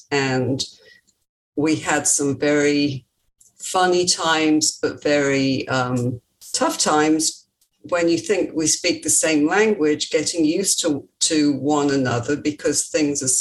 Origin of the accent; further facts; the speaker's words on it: England, United Kingdom; moved away; Very, very different from here. And of course, I grew up in the era of children should be seen and not heard, and typical British at that time.